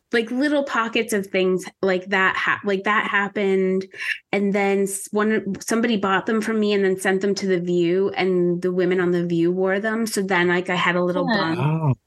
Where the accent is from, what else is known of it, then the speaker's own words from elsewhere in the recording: Pennsylvania, United States; Pennsylvania because that's my home state